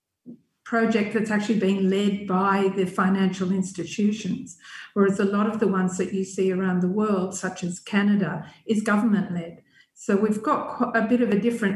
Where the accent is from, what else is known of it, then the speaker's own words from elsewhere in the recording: Australia; I came from Australia